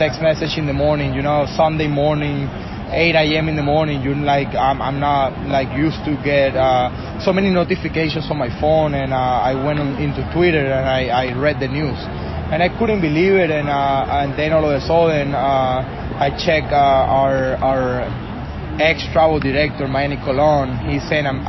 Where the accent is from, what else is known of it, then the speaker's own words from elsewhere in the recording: Venezuela; English is a second language; moved away; I'm from Venezuela